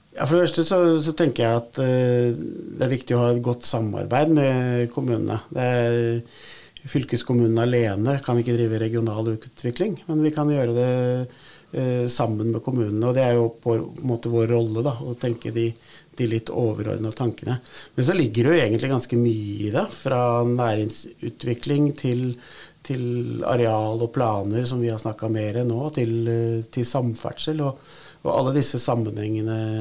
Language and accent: Norwegian; Nordre Follo, Akershus, Norway; Jeg kommer jo fra Nordre Follo